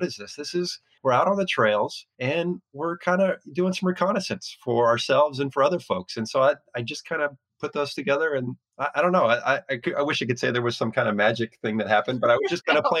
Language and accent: English; Oregon, United States; also born or lived in Washington / Arizona / San Diego; I've lived in Washington. I grew up in Oregon. I lived in Washington, lived in Arizona.